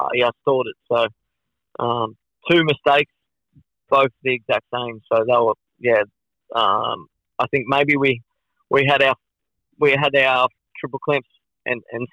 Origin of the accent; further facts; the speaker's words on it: Australia; being Australian, racing in Australia